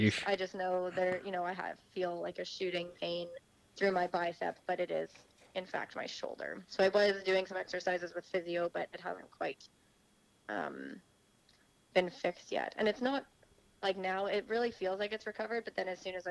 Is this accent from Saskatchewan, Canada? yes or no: yes; Saskatchewan, Canada; moved away as an adult; also born or lived in Orlando, Florida / Tulsa